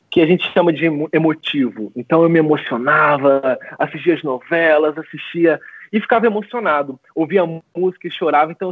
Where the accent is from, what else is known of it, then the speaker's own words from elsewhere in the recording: Macaé, Rio de Janeiro, Brazil; also born or lived in São José do Rio Preto, São Paulo; com 10 anos mais ou menos eu me mudei para Macaé, no interior do Rio de Janeiro. E desde então eu moro em Macaé, eu resido em Macaé.